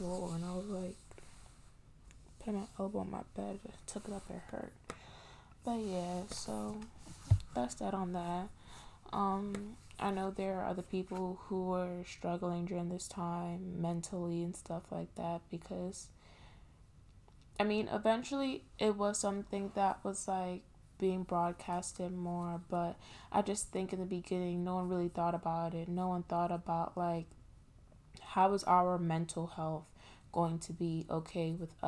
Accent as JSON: {"language": "English", "region": "New York", "country": "United States", "said": "I'm from New York"}